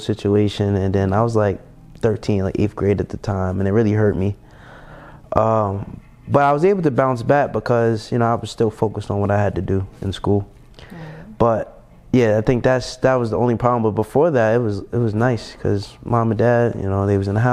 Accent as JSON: {"language": "English", "town": "Jersey City", "region": "New Jersey", "country": "United States", "tie": "born or raised there", "also_born_or_lived": "Pennsylvania", "moved": "yes", "lives_now": "Atlanta, United States", "said": "I was born and raised in Jersey City, New Jersey. I grew up there my whole life"}